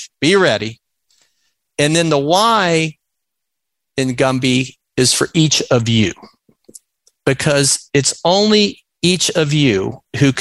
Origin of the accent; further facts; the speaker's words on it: Florida, United States; growing up in Florida and going to the University of Florida every year